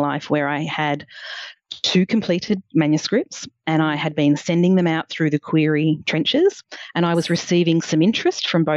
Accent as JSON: {"language": "English", "town": "Coffs Harbour", "region": "New South Wales", "country": "Australia", "tie": "born or raised there", "also_born_or_lived": "Newcastle / London", "said": "I grew up in Coffs Harbour, which was 25,000 people at the time"}